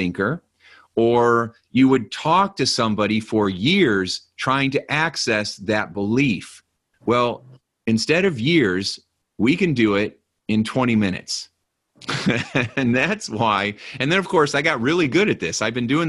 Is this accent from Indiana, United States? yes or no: yes; Hobart, Indiana, United States; also born or lived in Gary, Indiana; I grew up, my apartment I was telling you about was in Gary, Indiana. And then I grew up in Hobart, Indiana, which is right next to it.